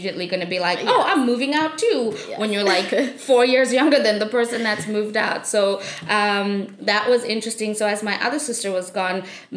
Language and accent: English; South Africa; moved away; I grew up in South Africa and I am one of 4 children